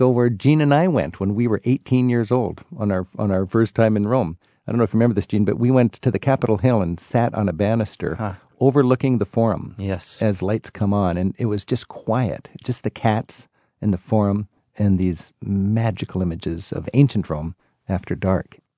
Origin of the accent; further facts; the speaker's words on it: Germany; Ich bin … aus Deutschland und ich reise mit Rick Steves. I'm … from Germany